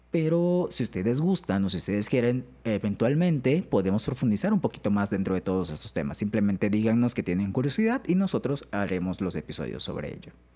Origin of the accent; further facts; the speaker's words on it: Alvarado, Veracruz, Mexico; en Alvarado, que es de donde yo soy